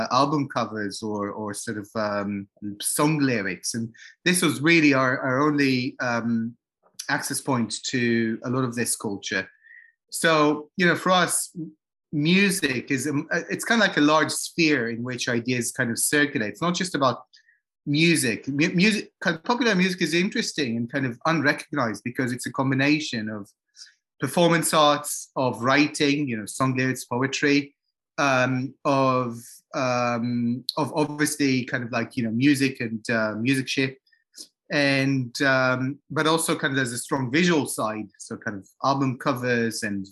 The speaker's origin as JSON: {"language": "English", "town": "Jerusalem", "region": "Jerusalem District", "country": "Israel", "moved": "yes", "lives_now": "London, United Kingdom", "said": "we're from Jerusalem rather than Israel"}